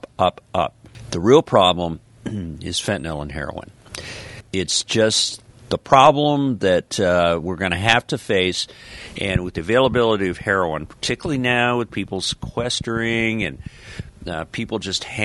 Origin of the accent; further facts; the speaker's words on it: Colorado, United States; now in the South, United States; I grew up in Colorado